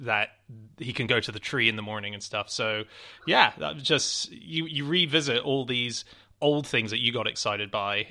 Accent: Hong Kong; moved away; I was born and raised in Hong Kong

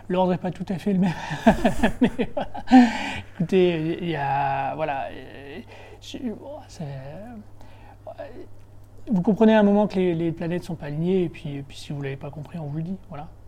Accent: Béthune, Hauts-de-France, France; moved away; also born or lived in Lille / Paris; je suis un, enfant du Nord, je suis né à Béthune, à quarantaine de kilomètres de, de Lille. Euh, et j'ai fait toutes mes études à Lille

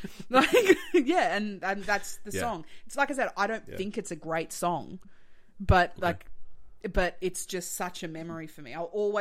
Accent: Melbourne, Victoria, Australia; also born or lived in Sydney / Tasmania; I was born in Sydney. Okay. I lived the first like 10 years of my life in Tassie and then I moved to Melbourne. So I'm from Melbourne.

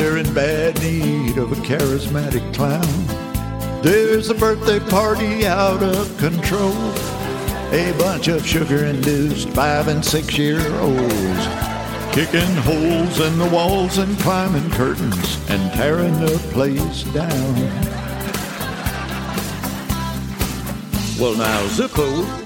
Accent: Mobile, Alabama, United States; I grew up in Mobile, Alabama.

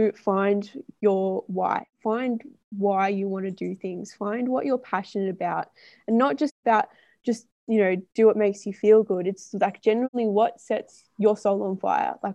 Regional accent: Melbourne, Victoria, Australia; moved away; I'm from Melbourne, which is in Victoria in Australia

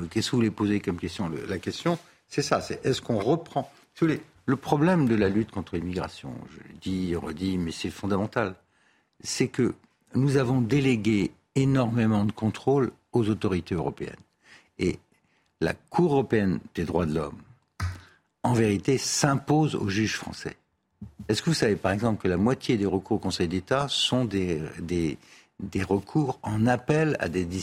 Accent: Paris, Île-de-France, France; moi, je suis parisien, je le note aussi.

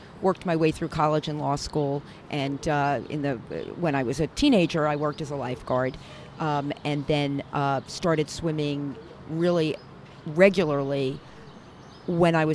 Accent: New York City, New York, United States; also born or lived in Upper West Side, Manhattan; I grew up in Midwood, Brooklyn.

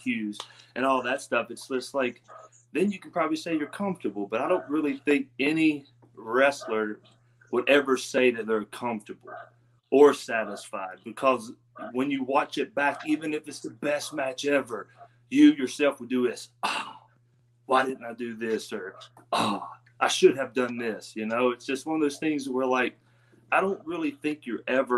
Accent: Pineville, West Virginia, United States; accent: country; originally, man, I'm from Pineville, West Virginia. A little small town country boy.

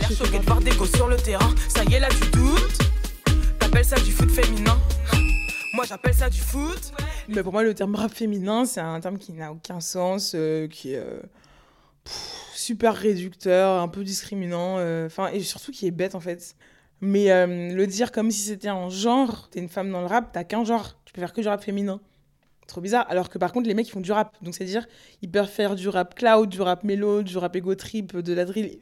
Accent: Paris region suburbs, Île-de-France, France; je suis pas de Paris, je suis de région parisienne, mais je suis de banlieue.

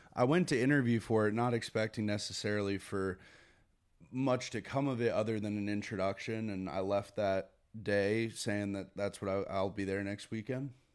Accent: Connecticut, United States; Growing up in Connecticut was, I mean, it was a good, good upbringing

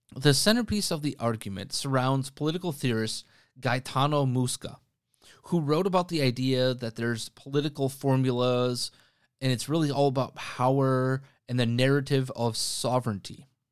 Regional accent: Green Bay, Wisconsin, United States; in my hometown

